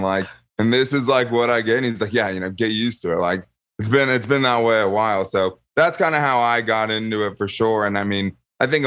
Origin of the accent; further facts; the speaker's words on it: San Diego, California, United States; I grew up in San Diego. I'm still in San Diego. I've always lived in San Diego